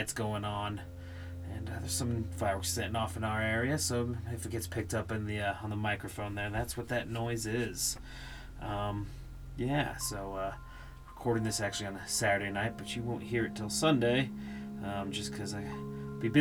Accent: Sparks, Nevada, United States; it's my hometown there, and Johnnasquagga's Nugget is actually not too far from where I live, which is not in Reno, Nevada, though. It's in Sparks

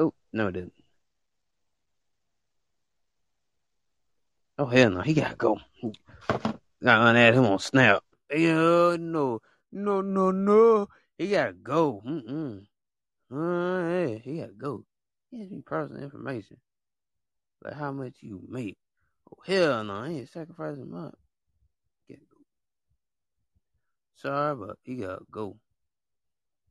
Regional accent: United States; I actually stay in the United States. I was born in the United States

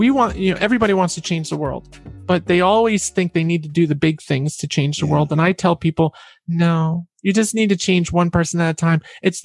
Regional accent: Catskills, New York, United States; I'm from the Catskill regions in New York.

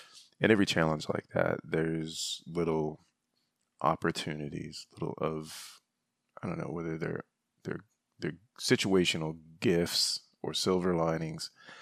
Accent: Michigan, United States; Growing up in Northern Michigan, we had the crawl space.

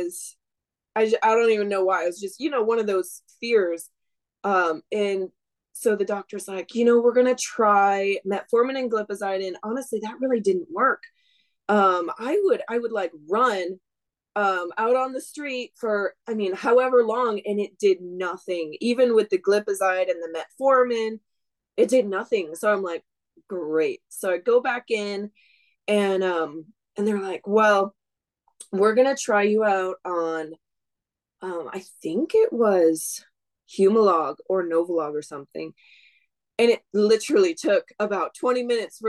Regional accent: Wisconsin, United States; moved away as an adult; now in Washington, United States; I grew up in Wisconsin

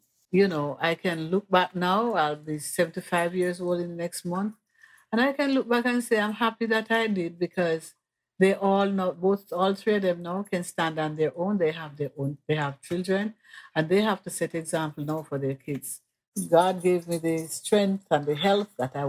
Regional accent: Mandeville, Manchester Parish, Jamaica; moved away as an adult; now in New York, United States; I'm from Mandeville, Jamaica, West Indies

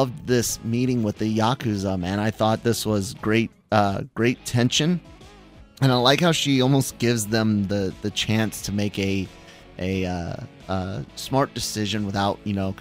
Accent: United States; as an American

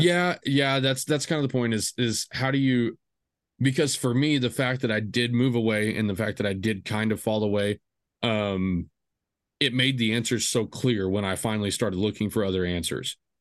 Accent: small Texas town, United States; I grew up, the way I kinda came to Christ was, i, it was different but typical. Um, you know, you did the youth group things, you know, it's a small Texas town.

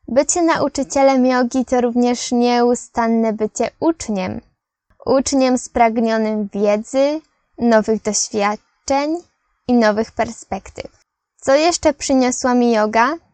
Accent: Poland; Ja z Polski, Eloise z Francji, Sara z Niemiec.

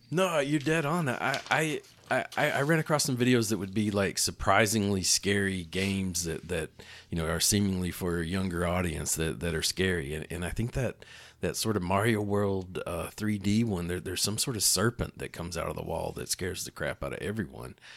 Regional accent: East Tennessee, United States; growing up in East Tennessee

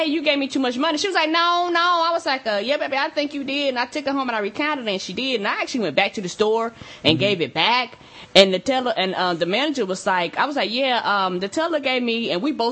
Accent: the South, United States

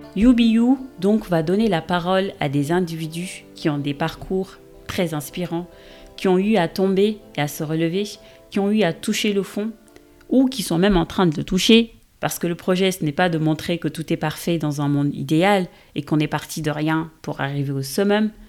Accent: Senegal; moved away as an adult; now in France; Je suis sénégalaise d'origine et je vis en France, ou en Europe devrais-je dire, depuis bientôt 15 ans

